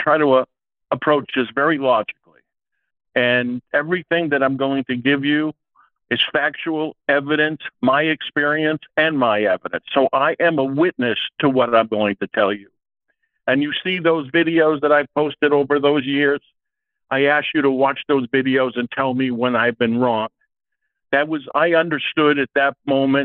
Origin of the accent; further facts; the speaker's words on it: Salem, New Hampshire, United States; I come from New Hampshire. I was born in Salem, New Hampshire. My mother was the catechism teacher in Salem